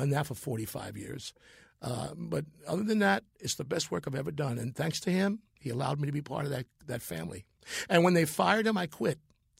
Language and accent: English; New York City, New York, United States; I'm part of the Jerry Lewis Telethon family in New York, my hometown.